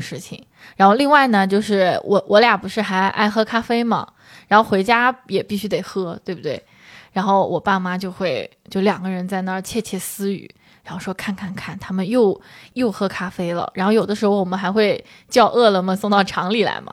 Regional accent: Shangyu, Zhejiang, China; moved away; 我们上瑜伽香话

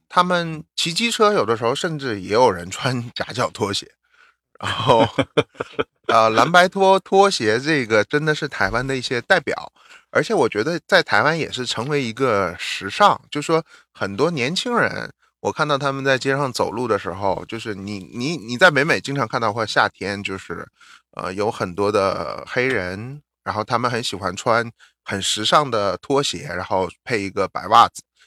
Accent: northern China, China; first language Mandarin; now in United States; 我们 ，嗯，出生的地方，北方城市区

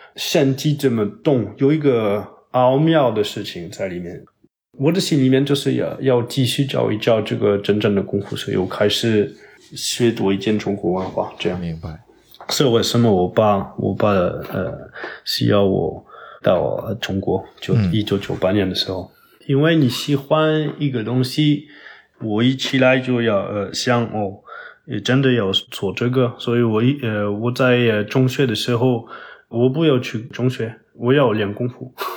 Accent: Toulouse, Occitania, France; Chinese is a second language; now in Paris, France; 我在我的老家就是toulouse， 法国南部

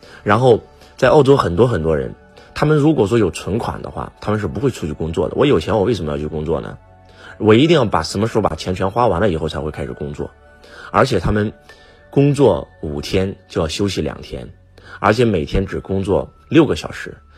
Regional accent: China; 在我们中国，我们所有的中国人都非常非常辛苦，

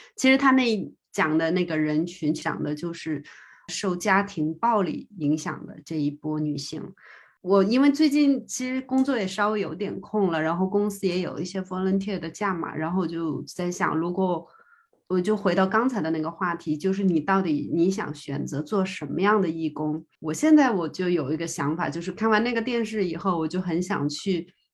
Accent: China; now in New Zealand; 我是中国人

